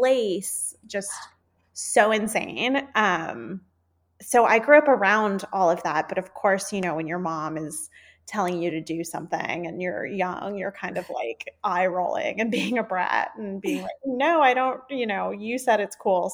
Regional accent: South Florida, United States; moved away; I grew up in South Florida

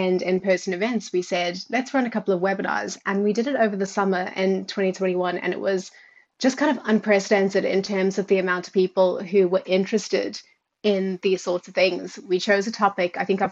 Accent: South Africa; accent: South African; moved away as an adult; also born or lived in United Kingdom; now in Ireland; you might be able to hear from the accent that I am South African. So started off living my whole life in South Africa and been in Ireland about 5 years now, with a couple of years in the UK before that.

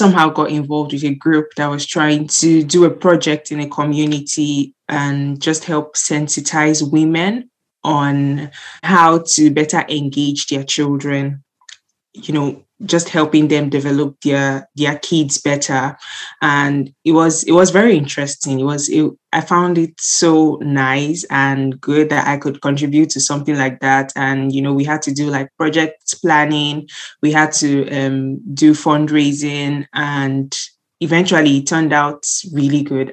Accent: Nigeria; moved away as an adult; also born or lived in Southampton, United Kingdom; now in United Kingdom; I'm Nigerian, and I was born and brought up there, and then I moved to the UK for my master's

